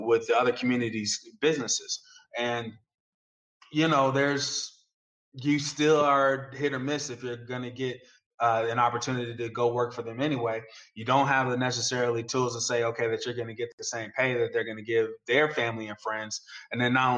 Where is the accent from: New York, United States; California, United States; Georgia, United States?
California, United States; the Bay Area; I grew up in the Bay like you did, Kellen